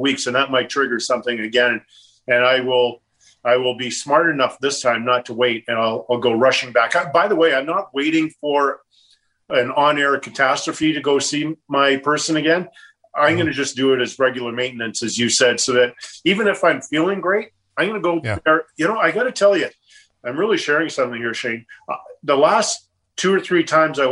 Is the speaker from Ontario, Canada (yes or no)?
no; Edmonton, Alberta, Canada; moved away as an adult; also born or lived in Los Angeles; growing up in Edmonton that I would have ever played in the National Hockey League